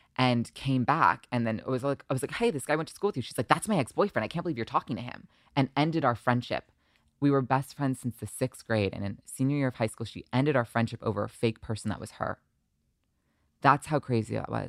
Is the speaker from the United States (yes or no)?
yes; Short Hills, New Jersey, United States; moved away as an adult; also born or lived in Long Island, New York; now in Los Angeles, United States; when I was seven, I moved to New Jersey